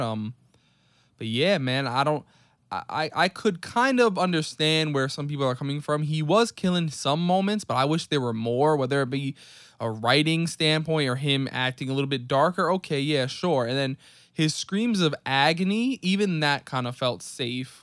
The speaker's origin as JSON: {"language": "English", "town": "New York City", "region": "New York", "country": "United States", "tie": "born or raised there", "said": "as a New York City native"}